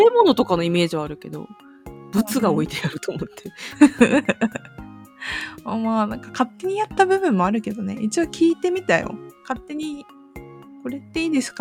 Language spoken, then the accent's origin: Japanese; Japan; 離島の出身だからさやっぱ同級生とか